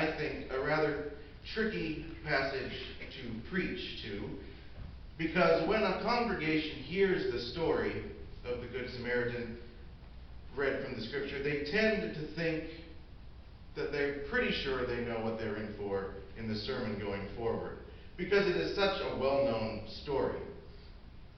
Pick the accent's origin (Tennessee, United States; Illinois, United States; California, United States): Illinois, United States; Decatur; I am from Decatur, Illinois. That's my hometown